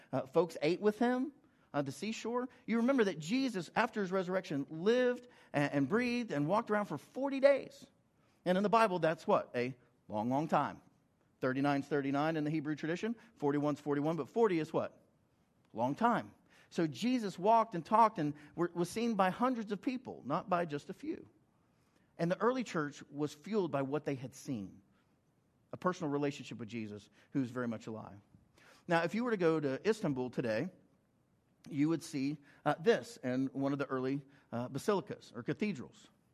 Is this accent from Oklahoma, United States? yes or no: yes; Oklahoma, United States; I'm from Oklahoma